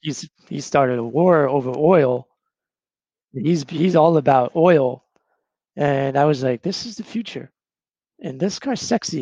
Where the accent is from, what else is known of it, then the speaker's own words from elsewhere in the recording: Surprise, Arizona, United States; I'm from Surprise, Arizona. That's the literal name of the town.